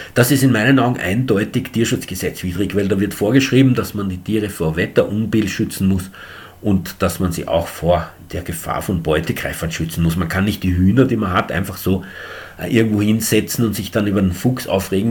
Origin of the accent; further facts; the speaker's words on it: Eastern Austria, Austria; bei uns in Ostösterreich